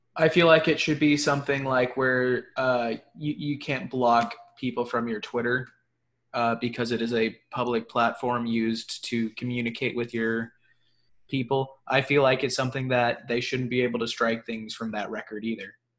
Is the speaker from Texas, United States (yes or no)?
yes; Tarrant County, Texas, United States; moved away; I'm from Tarrant County originally